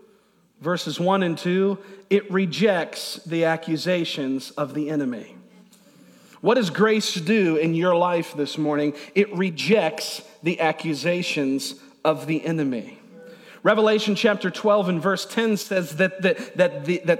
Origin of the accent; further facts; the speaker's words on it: Niagara Falls, New York, United States; I grew up in Niagara Falls, New York, is where I was born